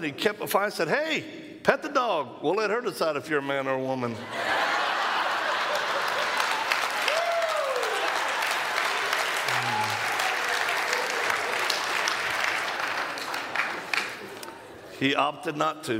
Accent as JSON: {"language": "English", "region": "Louisiana", "country": "United States", "accent": "Cajun", "moved": "yes", "said": "I hail from Louisiana originally"}